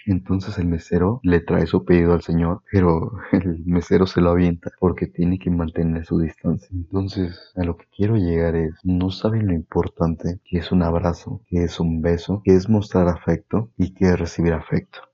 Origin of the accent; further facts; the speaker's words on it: Mexico; como mexicanos